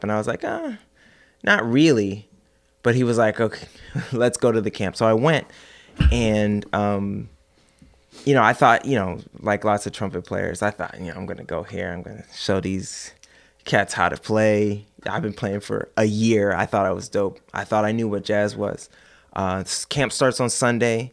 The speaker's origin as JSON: {"language": "English", "town": "Oakland", "region": "California", "country": "United States", "tie": "born or raised there", "also_born_or_lived": "Ohio", "moved": "yes", "said": "I grew up in Oakland, pretty much."}